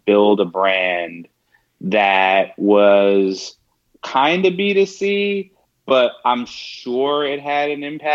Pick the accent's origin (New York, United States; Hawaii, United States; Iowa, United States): New York, United States; moved away as an adult; also born or lived in Orlando; I'm originally from New York